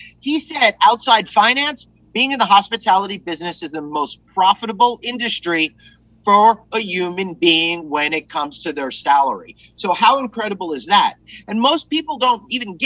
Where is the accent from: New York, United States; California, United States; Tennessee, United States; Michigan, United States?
New York, United States; Long Island; I grew up here on Long Island